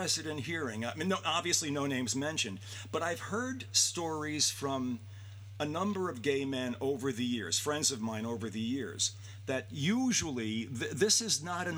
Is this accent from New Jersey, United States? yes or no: no; New York City, New York, United States; I was a kid from the Gun Hill Projects.